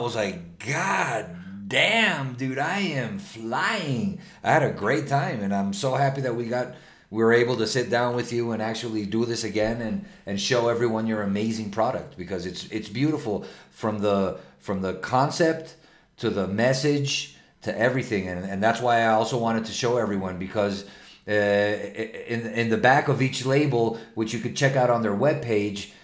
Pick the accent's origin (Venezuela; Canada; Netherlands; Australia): Venezuela; now in Mexico; From Venezuela, like me